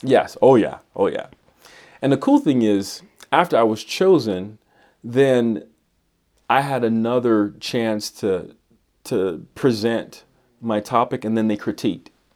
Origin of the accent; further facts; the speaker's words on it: Miami, Florida, United States; moved away as an adult; also born or lived in Bronx, New York; now in Idaho Falls, United States; I grew up in Bronx, New York, and then Miami, Florida, and came to Idaho for school.